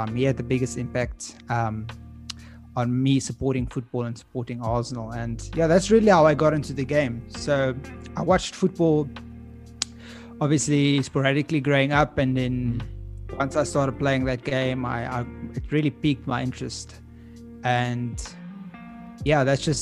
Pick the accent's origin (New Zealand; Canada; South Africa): South Africa; Pretoria, Gauteng; I was born in Pretoria